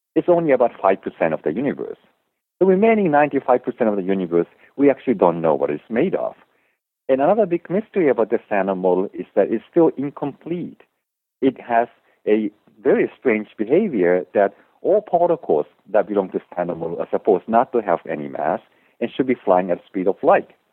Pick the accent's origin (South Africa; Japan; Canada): Japan; moved away as an adult; also born or lived in Germany; now in United States; I grew up in Japan and I actually spent four years in Germany when I was growing up, but went back to Japan